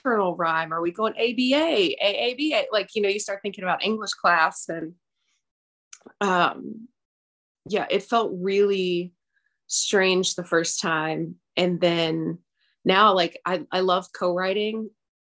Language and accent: English; Nashville, Southern, United States; accent: Southern twang; I'll have like a little twang in some things that I say, because I am Southern. I've been in Nashville for 21 years, so sometimes my little accent will come out